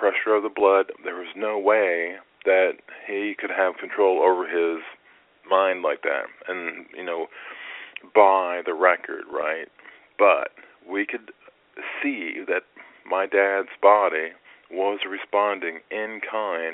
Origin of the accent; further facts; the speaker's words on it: United States; moved away as an adult; now in Columbus, United States; the hospital in St. Louis, which is about 2 hours from my hometown